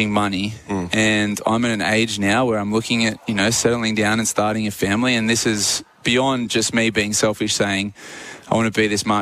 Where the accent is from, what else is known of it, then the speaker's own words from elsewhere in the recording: Australia; as an Australian athlete